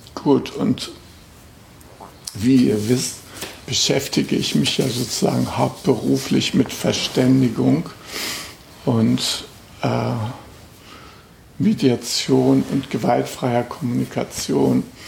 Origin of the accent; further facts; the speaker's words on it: Germany; als äh, Westdeutscher